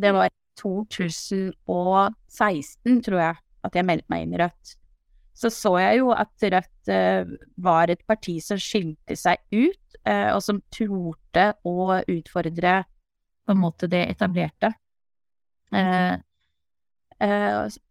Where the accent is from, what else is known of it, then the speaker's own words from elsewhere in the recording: Palestine; now in Skien, Norway; min bakgrunn at jeg er opprinnelig fra Palestina